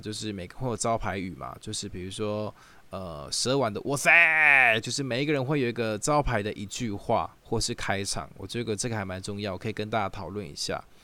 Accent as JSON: {"language": "Chinese", "region": "Taichung", "country": "Taiwan", "moved": "as an adult", "lives_now": "Taipei, Taiwan", "said": "我本身是台中人啊，，然后来台 北工作的时候"}